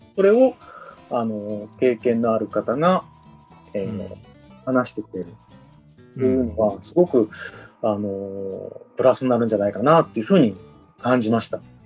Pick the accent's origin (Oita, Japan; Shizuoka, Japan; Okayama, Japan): Shizuoka, Japan; Hamamatsu; also born or lived in Kanto; 20代は関東の方で仕事してました。30になってどうするか迷って、まあ、戻ってきました